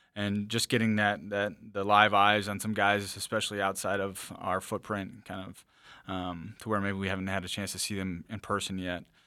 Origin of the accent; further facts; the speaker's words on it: the Driftless Area, southeast Minnesota, United States; we grew up in the driftless area as well. uh, where my hometown is.